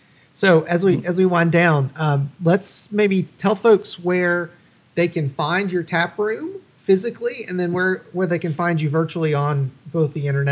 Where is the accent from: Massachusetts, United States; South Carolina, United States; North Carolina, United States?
North Carolina, United States; Wilkesboro; I grew up in Wilkesboro